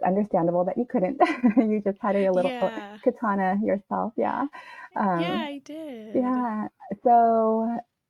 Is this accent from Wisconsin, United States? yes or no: no; Washington, United States; I was born and raised in Washington